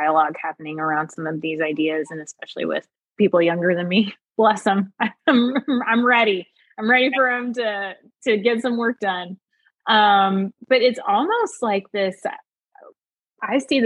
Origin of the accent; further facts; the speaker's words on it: United States; I grew up in the United States, like in the 90s and the 2000s